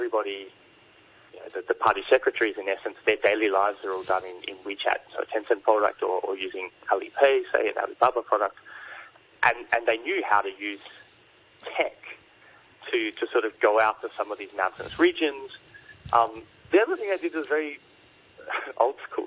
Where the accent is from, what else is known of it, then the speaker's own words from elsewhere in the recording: Australia; as an Australian